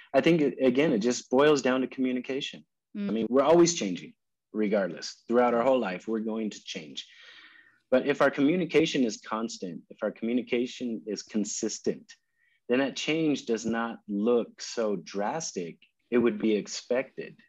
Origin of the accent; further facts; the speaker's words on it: California, United States; moved away as an adult; also born or lived in Dallas / New York City; now in Bogota, Colombia; I'm originally from California